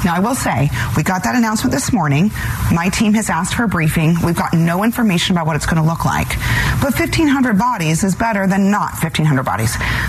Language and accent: English; Arizona, United States; anyone who lives in a border state like I do, born and raised in Arizona